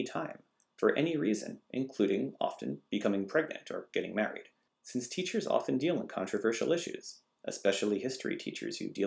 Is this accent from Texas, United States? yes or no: no; Massachusetts, United States; my home state of Massachusetts